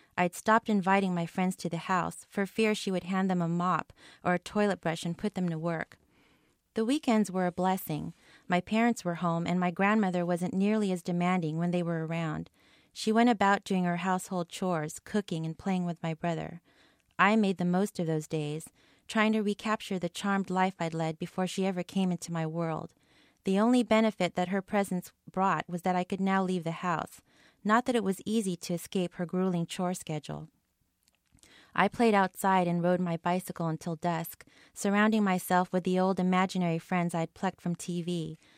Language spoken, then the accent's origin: English; Bay Area, California, United States; moved away as an adult; now in Honolulu, United States; I was born and raised here in the Bay Area